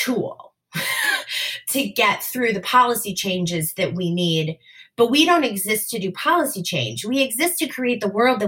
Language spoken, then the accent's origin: English; Wisconsin, United States; my home state of Wisconsin